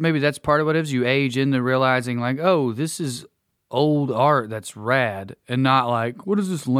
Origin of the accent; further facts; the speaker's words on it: near the Museum of Appalachia, Tennessee, United States; I grew up close to the Appalachian Museum.